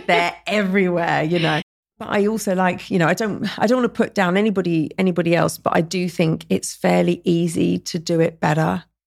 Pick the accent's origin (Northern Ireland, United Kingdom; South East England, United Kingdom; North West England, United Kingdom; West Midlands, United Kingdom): South East England, United Kingdom; Surrey; moved away as an adult; also born or lived in London; now in Dubai, United Arab Emirates; London's my home, and I grew up in Surrey